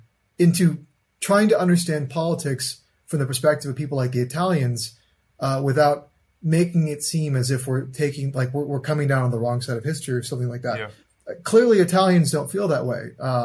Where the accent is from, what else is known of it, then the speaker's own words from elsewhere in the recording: United States; I'm saying that as an American